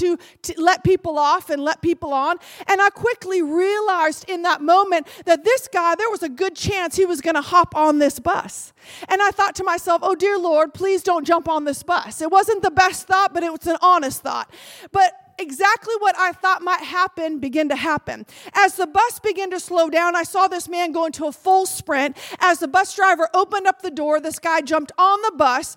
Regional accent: California, United States; I'm from California

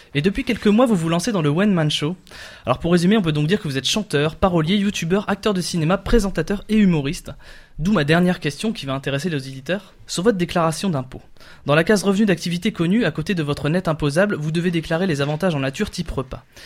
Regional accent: Coudekerque-Branche, Hauts-de-France, France; mes origines de l'extrême nord de l'Afrique, Coutkerk branche à côté de Dunkerque

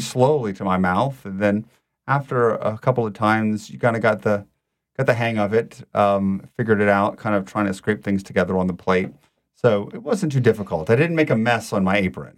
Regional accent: Lafayette, Louisiana, United States; also born or lived in Rome; now in New Orleans, United States; I am born and raised in Louisiana

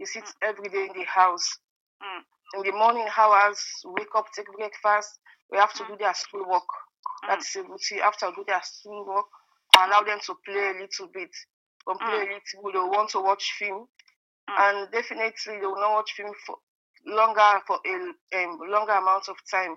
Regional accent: Sierra Leone; moved away as an adult; now in Germany; I'm from Sierra Leone, and a small country in West Africa.

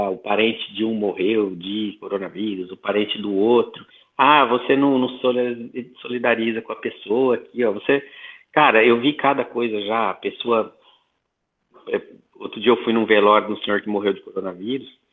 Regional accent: Santo Anastácio, São Paulo, Brazil; sou do Oeste Paulista, interior de São Paulo, Santo Anastácio, região de Presidente Prudente

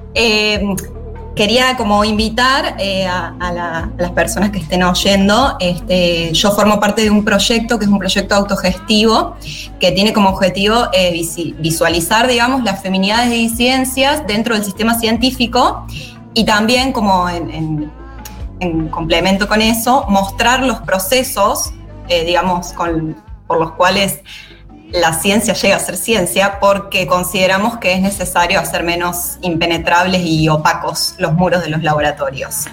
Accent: San Luis, Argentina; moved away as an adult; now in Santa Fe, Argentina; soy de San Luis, sí, y vivo en la ciudad de Santa Fe hace ya dos años más o menos

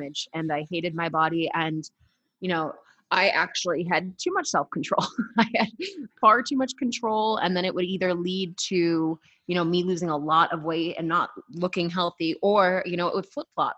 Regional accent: Boston, Massachusetts, United States; now in Colorado, United States; I am out of Colorado. I actually road tripped the country for a few months. I am originally from Boston, Massachusetts

